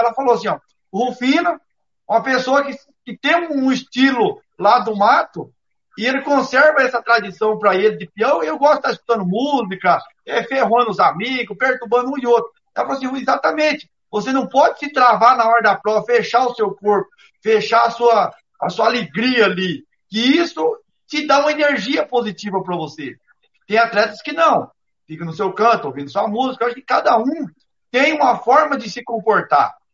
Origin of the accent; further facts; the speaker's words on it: Brazil; todos nós brasileiros